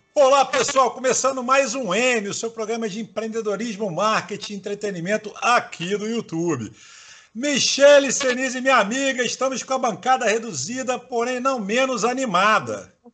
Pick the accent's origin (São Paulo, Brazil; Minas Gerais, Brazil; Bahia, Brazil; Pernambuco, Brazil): Bahia, Brazil; Salvador; eu sou nordestino também, sou baiano de Salvador